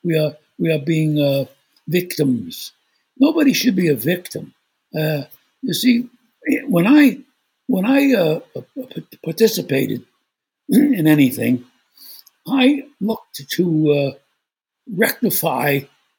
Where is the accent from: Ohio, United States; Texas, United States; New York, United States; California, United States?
New York, United States; New York City; I was born in Brooklyn, New York, and I think that's one of the greatest gifts, because growing up in Brooklyn